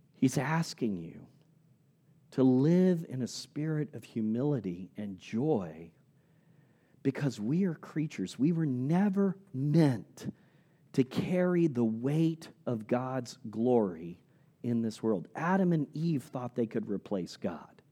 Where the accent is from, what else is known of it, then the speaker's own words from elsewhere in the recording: Indonesia; moved away; As a little boy growing up in Indonesia